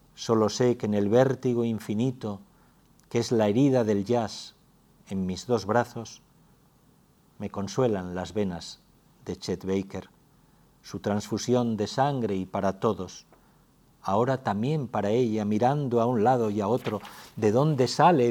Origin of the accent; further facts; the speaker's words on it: Asturias, Spain; moved away; allí en mi tierra, claro, Asturias